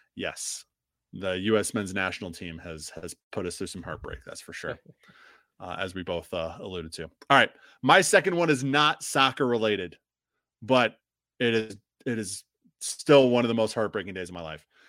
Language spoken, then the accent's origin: English; Illinois, United States; moved away; I'm from Illinois